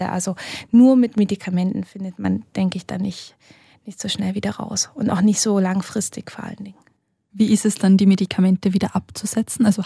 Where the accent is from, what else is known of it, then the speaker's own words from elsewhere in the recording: Germany; Gehe ich vielleicht zurück nach Deutschland mit den Kindern, weil dort meine Familie ist. Also wir sind beide aus Deutschland, äh, unsere Großeltern eben auch dort.